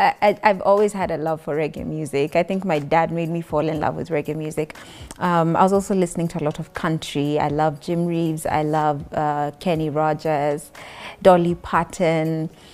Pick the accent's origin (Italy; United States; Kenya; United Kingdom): Kenya; Nairobi; I was born in Nairobi, born and raised in Nairobi. Went to school in Nairobi, moved a little bit outside Nairobi for high school. I was in Lukenya Academy.